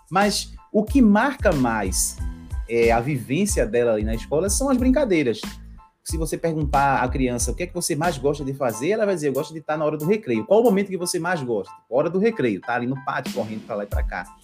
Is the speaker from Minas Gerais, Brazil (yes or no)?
no; Recife, Pernambuco, Brazil; sou aqui de Recife, Pernambuco, né, uhum. Nordeste